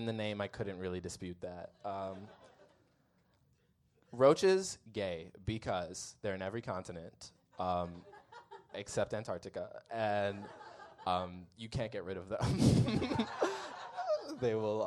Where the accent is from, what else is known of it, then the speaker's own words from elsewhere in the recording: Midwest, United States; I'm from the Midwest